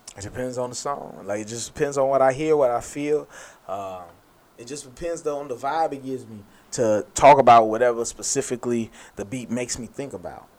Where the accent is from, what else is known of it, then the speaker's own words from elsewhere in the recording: United States; I'm an American. I'm a black American